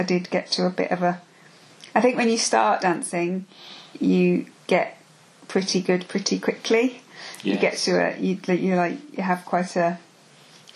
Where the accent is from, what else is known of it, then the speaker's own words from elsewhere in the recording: Birmingham, West Midlands, United Kingdom; born and bred in Brum.